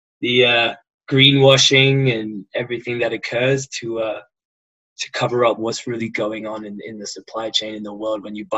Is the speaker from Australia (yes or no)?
yes; Australia; accent: somewhat English affected Australian; now in Hong Kong; I have a somewhat English affected Australian accent, which you'll now have the pleasure of listening to. Hail from Australia and currently in Hong Kong, working in supply chain for all the major brands and retailers of this world